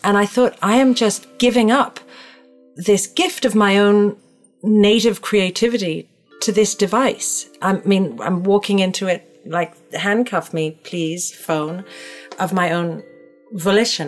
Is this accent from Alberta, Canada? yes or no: no; Toronto, Ontario, Canada; now in New York, United States; I, grew up in Toronto. Chestnut Park is in Toronto, Canada.